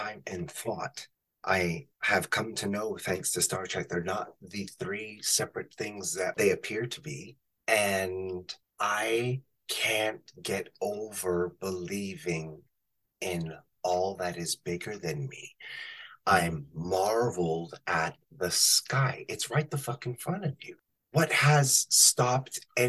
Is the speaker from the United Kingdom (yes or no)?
no; Canada; I am a north of 49. I'm not from the States.